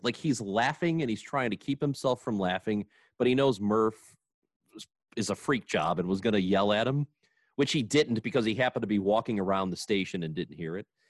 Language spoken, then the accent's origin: English; Granite City, Illinois, United States; growing up in Granite City, they didn't have organized football until you were in eighth grade.